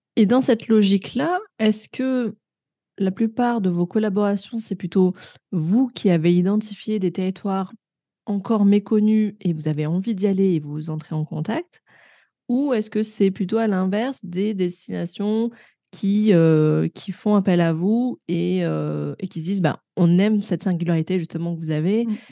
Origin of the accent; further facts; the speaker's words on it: Grenoble, Auvergne-Rhône-Alpes, France; à Grenoble, ma ville natale